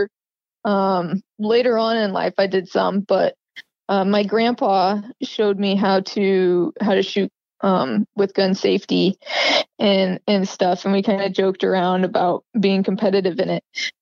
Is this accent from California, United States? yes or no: yes; Groveland, California, United States; I grew up in Tuolumne County in a small town called Groveland. It's in California, Northern California.